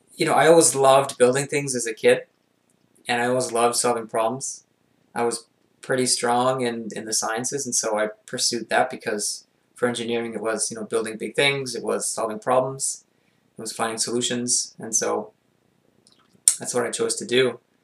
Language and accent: English; Montreal, Quebec, Canada; I grew up in the West Island of Montreal